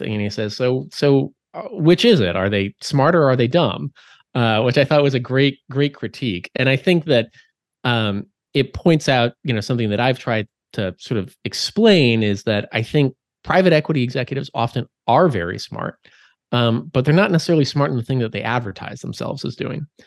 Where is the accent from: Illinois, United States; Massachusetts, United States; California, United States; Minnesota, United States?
Minnesota, United States; moved away; my home state of Minnesota